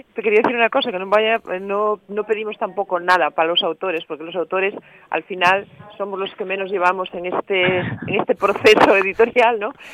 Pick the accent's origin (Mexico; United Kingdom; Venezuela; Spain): Spain; Asturias